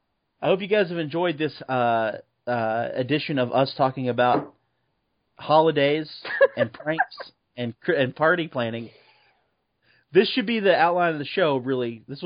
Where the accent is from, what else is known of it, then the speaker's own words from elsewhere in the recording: Travis Air Force Base, California, United States; I was born on Travis Air Force Base where they filmed Top Gun.